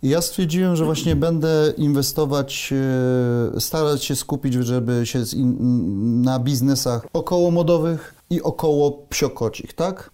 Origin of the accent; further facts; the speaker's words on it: Poznań, Greater Poland, Poland; Pochodzę z Poznania